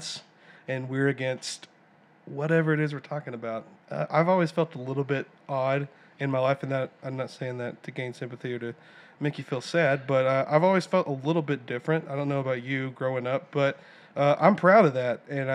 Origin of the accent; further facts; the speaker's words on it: Silsbee, Texas, United States; We hail from Silsbee, Texas, small town in southeast Texas.